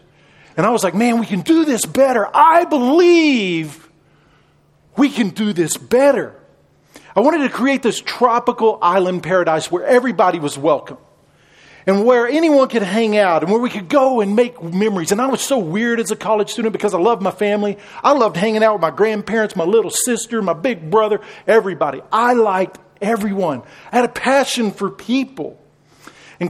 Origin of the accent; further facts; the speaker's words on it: Texas, United States; I'm a Texan